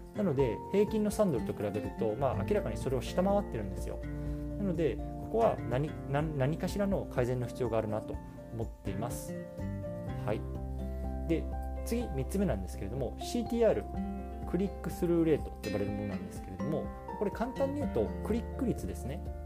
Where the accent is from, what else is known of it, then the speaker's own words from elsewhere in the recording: Japan; now in United States; 僕自身は今日本人としてアメリカに 住んでます